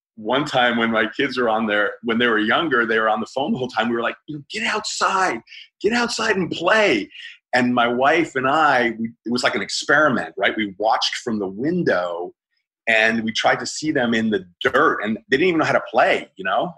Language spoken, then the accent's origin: English; Pleasantville, New York, United States; moved away; also born or lived in Los Angeles; I grew up in Westchester County, New York. Uh, uh, oddly enough, a town called Pleasantville